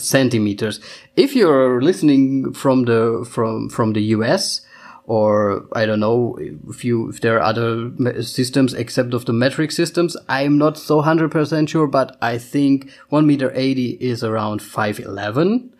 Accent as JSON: {"language": "English", "country": "Germany", "tie": "born or raised there", "also_born_or_lived": "Vienna, Austria", "first_language": "German", "second_language": "English", "said": "I'm from Austria, or I was born in Austria, but I lived almost my whole life in Germany. So uh, Austria or not Austria, still German is my mother tongue."}